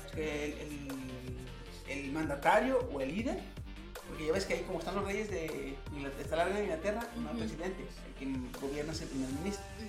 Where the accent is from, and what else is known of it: Mexico